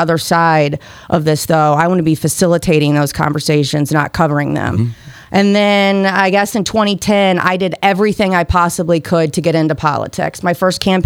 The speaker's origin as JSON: {"language": "English", "town": "St. Louis", "region": "Missouri", "country": "United States", "tie": "born or raised there", "said": "born and raised in St. Louis, proud St. Louisan"}